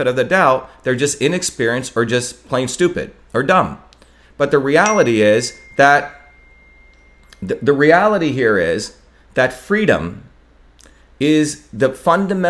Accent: India; now in Massachusetts, United States; I grew up in India, which has a caste system

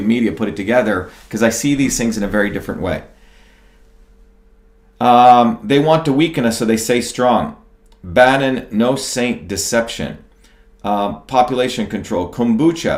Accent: India; moved away; I grew up in India in a small village

